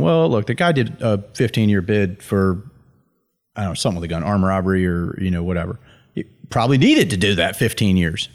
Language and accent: English; Deep South, United States; all of my names are first names 'cause I'm from the Deep South